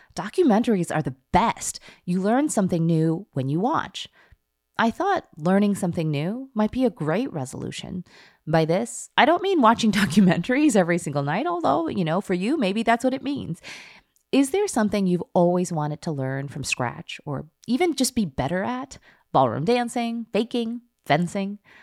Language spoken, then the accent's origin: English; Skokie, Illinois, United States; growing up in Skokie, Illinois